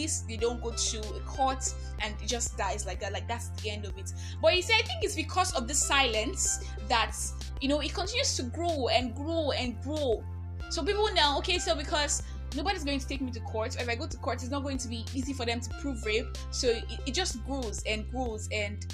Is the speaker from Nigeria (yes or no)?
yes; Nigeria; I'm that Nigerian Christian alcoholic